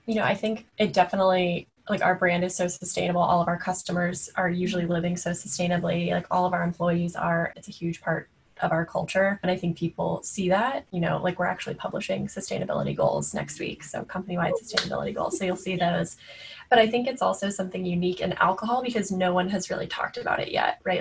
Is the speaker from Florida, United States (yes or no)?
yes; Florida, United States; moved away; I grew up in Florida actually on a horse ranch